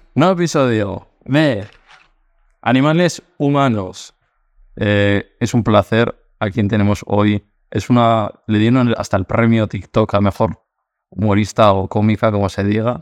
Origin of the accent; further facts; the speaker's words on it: Basque Country, Spain; now in Madrid, Spain; yo no soy de Madrid, yo soy vasco, de un pueblo también